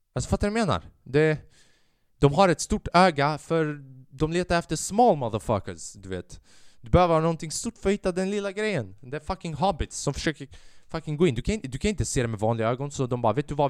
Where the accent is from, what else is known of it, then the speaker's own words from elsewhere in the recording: Sweden; jag är född i Sverige. Jag är alban, men jag har också den svenska kulturen